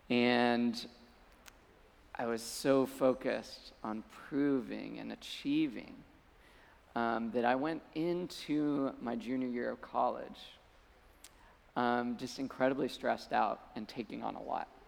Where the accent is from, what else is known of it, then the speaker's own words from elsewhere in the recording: Colorado, United States; moved away as an adult; I came out from Colorado to, to go to school in Malibu.